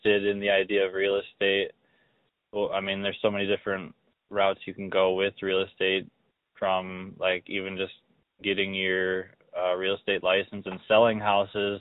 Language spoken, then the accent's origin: English; Minnesota, United States; moved away as an adult; now in North Dakota, United States; I live in North Dakota, and I'm originally from Minnesota, but came out here during the boom to help my pops get going